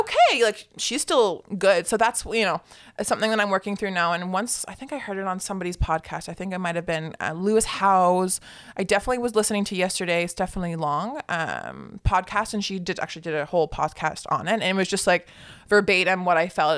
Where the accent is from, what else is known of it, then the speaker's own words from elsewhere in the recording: Newmarket, Ontario, Canada; now in Barrie, Canada; Newmarket, Ontario. So that's just actually a little north of here.